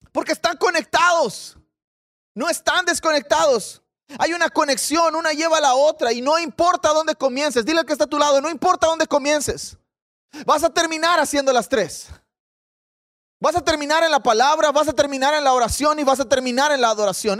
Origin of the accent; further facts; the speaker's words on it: Mexico; yo soy mexicano, probablemente tendré una ascendencia por allá.